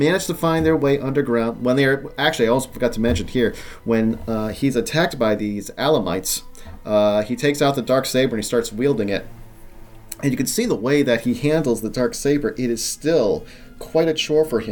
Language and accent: English; Rhode Island, United States; where I grew up in Rhode Island